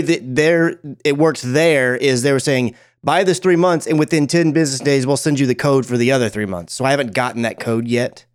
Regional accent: Dallas, Texas, United States; I follow the Dallas Fuel. Obviously, they're the team that represents my hometown

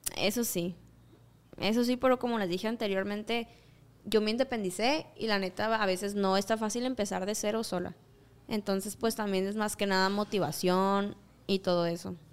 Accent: Mexico; mis tierras natales.

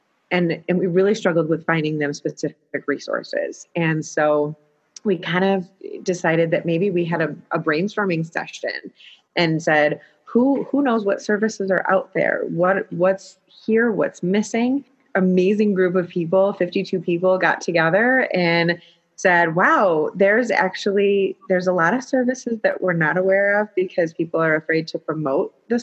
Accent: United States; I grew up in Livingston County

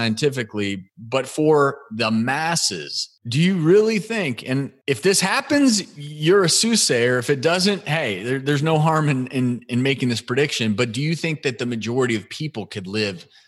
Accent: Midwest, United States; also born or lived in Boulder, Colorado / Los Angeles; now in Tennessee, United States; I grew up in the Midwest.

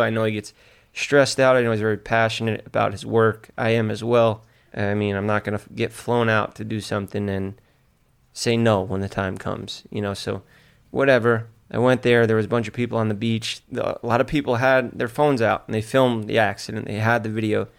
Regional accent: New York City, New York, United States; He's from my hometown

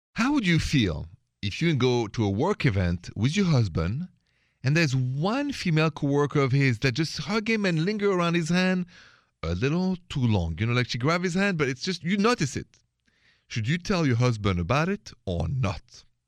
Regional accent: France; accent: French; moved away as an adult; now in United States; I'm an American too, even if I have a French accent, I've been here 20 years

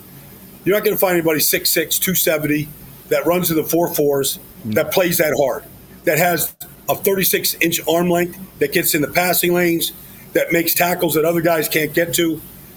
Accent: Massapequa, New York, United States; a girl from my hometown, Massapequa, Long Island.

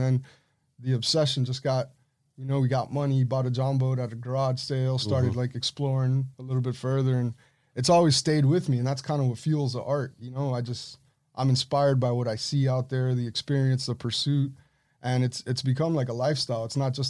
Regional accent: Punta Gorda, Florida, United States; Like, growing up in Punta Gorda, it was just a different life.

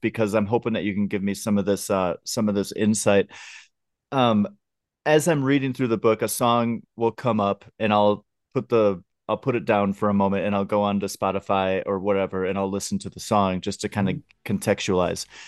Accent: outside of Minneapolis, Minnesota, United States; I grew up outside of Minneapolis

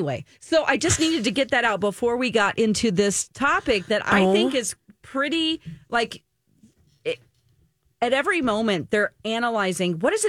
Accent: Missouri, United States; I'm from Missouri.

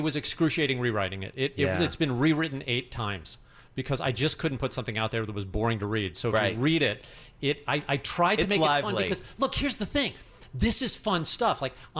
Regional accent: St. Louis, Missouri, United States; also born or lived in New York; I'm from St. Louis. But you know, born and raised. But New York's in my blood.

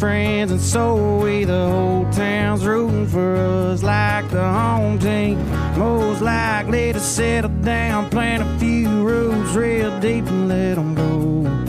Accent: Tennessee, United States; We both come from, you know, similar places. He's from Mississippi, I'm from Tennessee, but they're similar areas. And man, we're real proud of where we came from

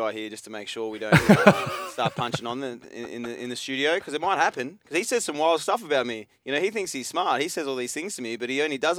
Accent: Australia; moved away; also born or lived in Sydney; especially as an Australian

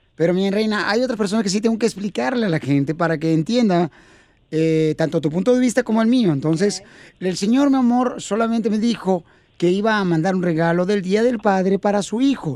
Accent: Ocotlán, Jalisco, Mexico; now in United States; nos quedamos mi mamá y yo en Ocotlán, Jalisco

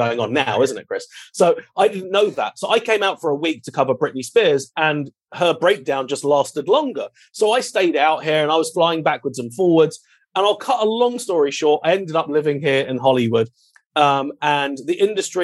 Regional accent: United Kingdom; moved away; also born or lived in London; I'm British royalty. That's all you need to know. So originally my father and I owned a paparazzi photography company back in London.

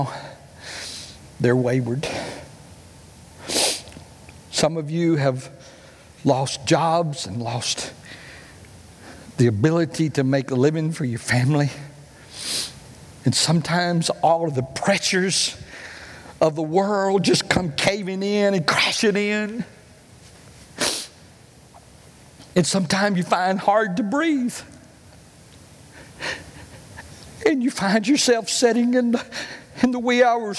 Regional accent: United States; I grew up in Cleburne County

